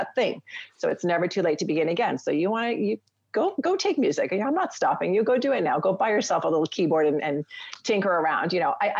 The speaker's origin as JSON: {"language": "English", "country": "Canada", "said": "being a Canadian family"}